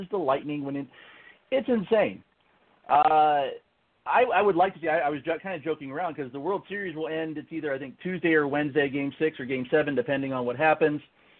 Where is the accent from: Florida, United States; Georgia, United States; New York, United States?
Florida, United States; Tampa; I was born and raised in the Tampa Bay area, moved away for a little while, came back and live here again now.